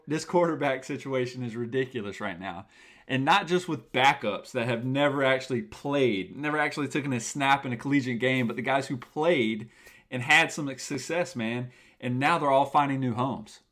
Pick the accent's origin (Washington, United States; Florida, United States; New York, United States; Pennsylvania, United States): Florida, United States; Tallahassee; I'm from Tallahassee, Florida, the home of the Seminoles